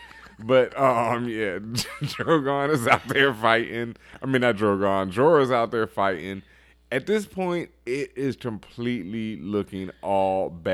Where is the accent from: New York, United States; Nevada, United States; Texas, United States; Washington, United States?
Texas, United States; I grew up in Texas.